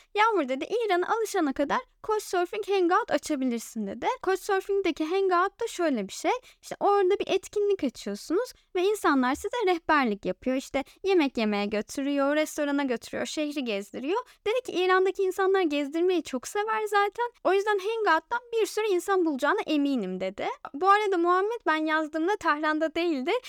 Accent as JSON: {"language": "Turkish", "country": "Turkey"}